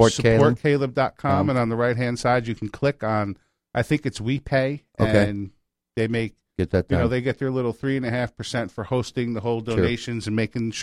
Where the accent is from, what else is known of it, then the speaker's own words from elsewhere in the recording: New York, United States; moved away; I am so glad I grew up in New York.